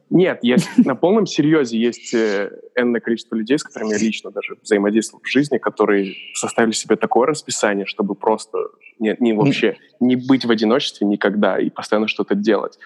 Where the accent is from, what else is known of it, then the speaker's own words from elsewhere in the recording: Kazakhstan; moved away; Я же из Казахстана сам, и у меня много там одноклассников